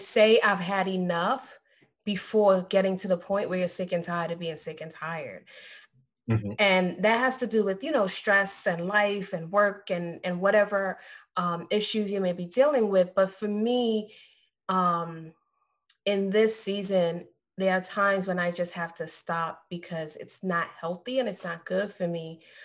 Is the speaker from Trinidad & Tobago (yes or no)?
yes; Trinidad & Tobago; now in Florida, United States; Because I'm Trinidadian.